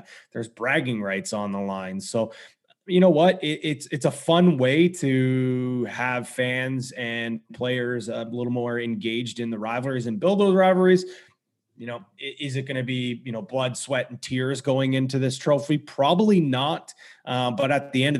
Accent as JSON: {"language": "English", "town": "Ajax", "region": "Ontario", "country": "Canada", "tie": "born or raised there", "also_born_or_lived": "Scarborough / Whitby / Oshawa", "lives_now": "Pickering, Canada", "said": "Born and raised in Ajax. Well, born in Scarborough, raised in Ajax"}